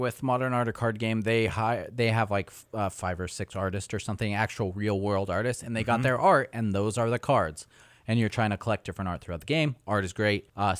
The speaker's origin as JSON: {"language": "English", "country": "United States", "said": "I'm American."}